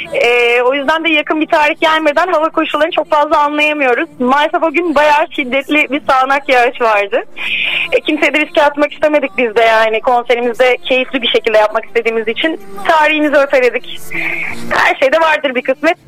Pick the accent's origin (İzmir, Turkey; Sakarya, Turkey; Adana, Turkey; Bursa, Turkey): Bursa, Turkey; moved away; Benim kendi memleketim zaten